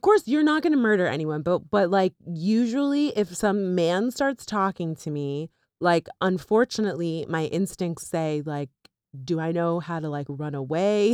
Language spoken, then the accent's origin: English; Florida, United States; also born or lived in North Miami Beach; now in New York, United States; we grew up there